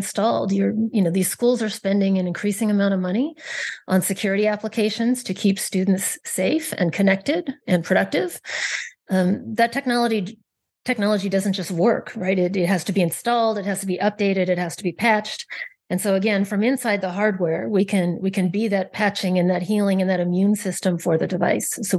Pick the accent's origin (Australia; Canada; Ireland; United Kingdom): Canada; moved away as an adult; also born or lived in Silicon Valley; I'm originally Canadian. I first got to move to Silicon Valley